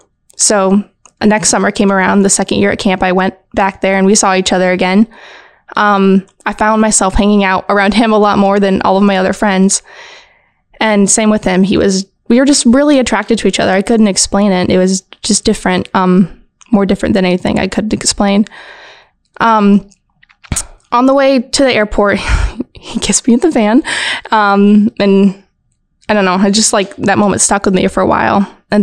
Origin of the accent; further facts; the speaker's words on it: California, United States; also born or lived in Hawaii; now in Indiana, United States; I am a military brat. I grew up in Southern California, lived in Hawaii for a few years. And now I'm back here in Indiana.